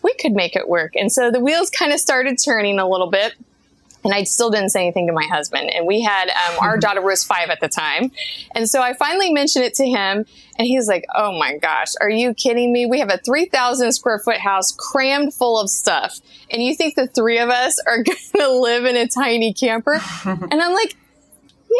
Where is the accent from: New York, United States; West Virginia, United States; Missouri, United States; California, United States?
Missouri, United States; Kansas City; moved away as an adult; we're from Kansas City, so we're also from Missouri